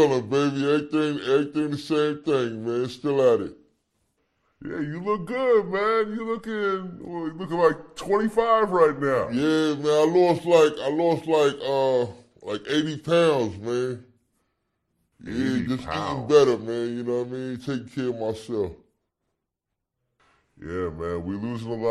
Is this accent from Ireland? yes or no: no; New York City, New York, United States; The block I grew up on